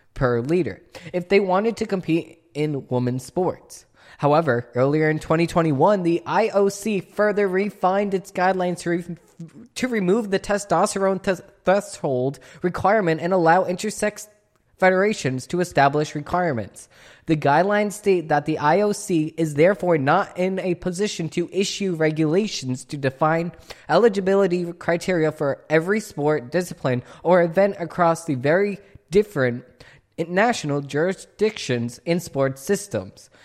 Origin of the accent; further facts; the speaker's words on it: Boston, Massachusetts, United States; accent: Boston; my Boston accent's coming out